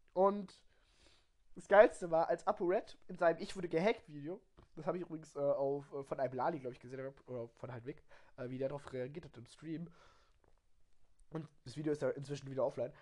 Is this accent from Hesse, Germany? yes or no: no; Baden-Württemberg, Germany; Wir kommen aus Baden-Württemberg